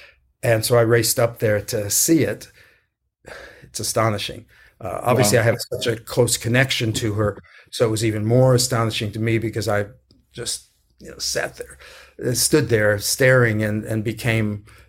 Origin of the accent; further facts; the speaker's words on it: San Antonio, Texas, United States; You know, I grew up in San Antonio and, you know, did a lot of work there.